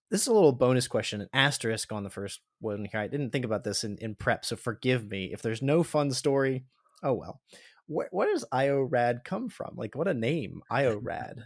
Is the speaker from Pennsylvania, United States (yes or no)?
yes; Pennsylvania, United States; We're both from Pennsylvania, Josh